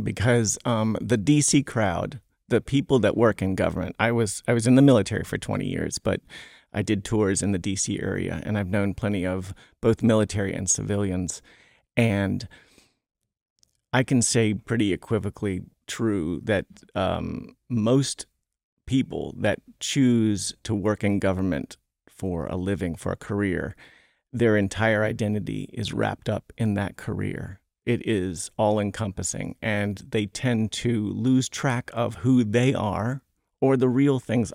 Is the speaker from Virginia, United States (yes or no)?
yes; Smithfield, Virginia, United States; I'm from Smithfield, Virginia, where the hams are made.